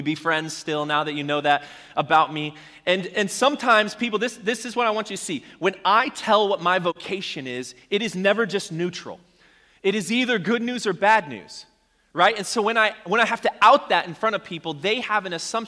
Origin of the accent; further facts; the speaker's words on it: Arizona, United States; I grew up in Arizona